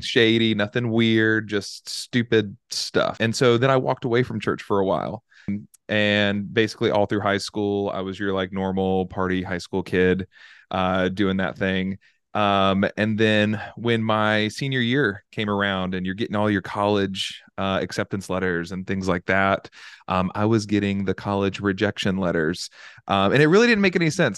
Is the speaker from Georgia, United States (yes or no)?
no; Charlotte, North Carolina, United States; moved away as an adult; also born or lived in Virginia; I'm from Charlotte, North Carolina